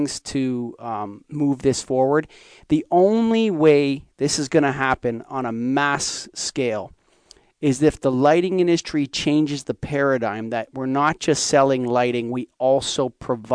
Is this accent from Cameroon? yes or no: no; Canada; I'm Canadian